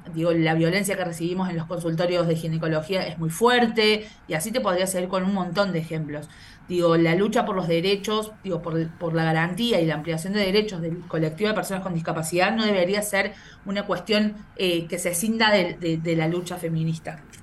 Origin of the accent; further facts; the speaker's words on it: Córdoba, Argentina; moved away as an adult; also born or lived in Villa Carlos Paz; now in Mar del Plata, Argentina; Yo soy cordobesa, vivo en Mar del Plata